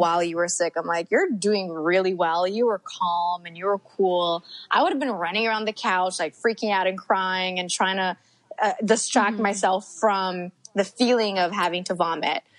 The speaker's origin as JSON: {"language": "English", "town": "Montreal", "region": "Quebec", "country": "Canada", "tie": "born or raised there", "said": "Montreal's my hometown"}